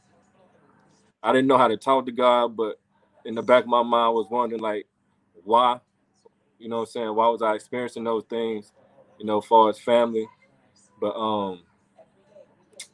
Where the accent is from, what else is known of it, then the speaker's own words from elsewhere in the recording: Cleveland, North Carolina, United States; also born or lived in Mooresville, North Carolina / Salisbury, North Carolina; A lot of people know I'm from Cleveland. I'm gonna say Cleveland/Mooresville, but Cleveland